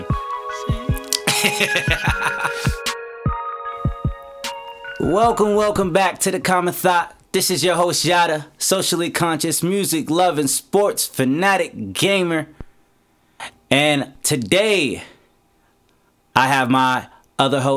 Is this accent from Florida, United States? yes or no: no; Las Vegas, Nevada, United States; We are from Vegas.